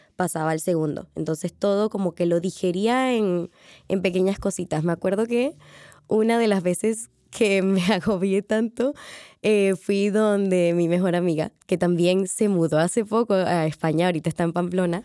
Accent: Panama; moved away as an adult; now in Madrid, Spain; yo vengo de Panamá

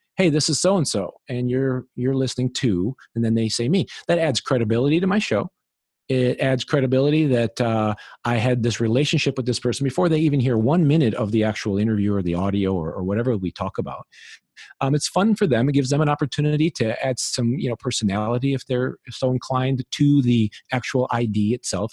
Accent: Illinois, United States; moved away; in Illinois, where I'm originally from

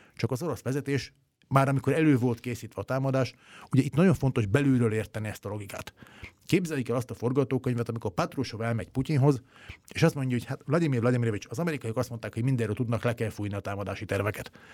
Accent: Hungary; én magyarként

